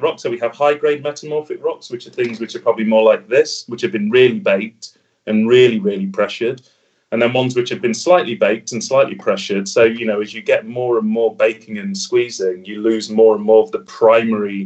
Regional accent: Derbyshire, East Midlands, United Kingdom; where I'm from, I'm from Derbyshire.

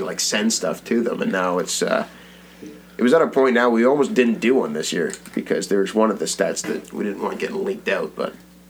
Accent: Brampton, Ontario, Canada; In Brampton. I grew up in Brampton.

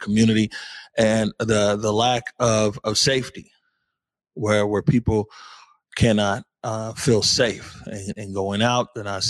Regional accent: Seattle, Washington, United States; for a lot of us here growing up in Seattle

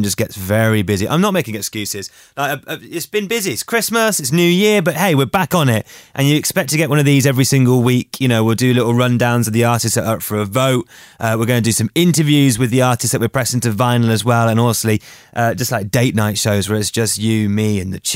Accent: Gloucestershire, South West England, United Kingdom; I'm from Gloucestershire

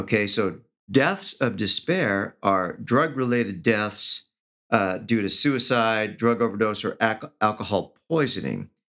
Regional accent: Los Angeles, California, United States; I grew up in East Los Angeles

